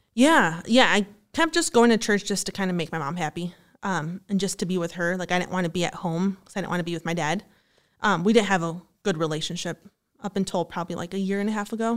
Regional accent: Glendale Heights, Illinois, United States; I'm from Glendale Heights, Illinois. So it's, like, thirty minutes from here

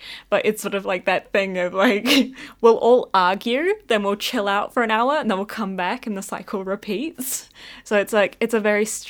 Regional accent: Scotland, United Kingdom; I feel like I'm also an Aries, which I feel goes hand in hand with being a Scot, so.

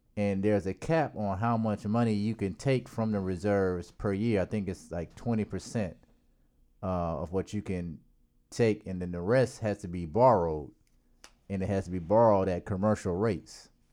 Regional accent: South Carolina, United States; I'm from South Carolina

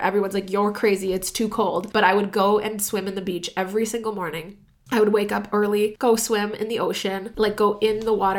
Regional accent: San Diego, California, United States; born there; I was born in San Diego.

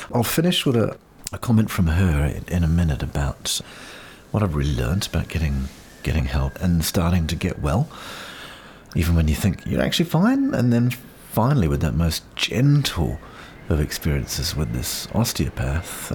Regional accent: Auckland, New Zealand; Brain Injury Association in Auckland, my hometown

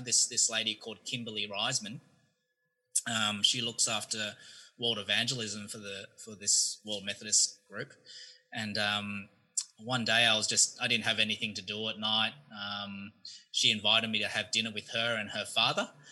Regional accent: Australia; moved away as an adult; now in United States; I'm actually from Australia. Moved here two years ago

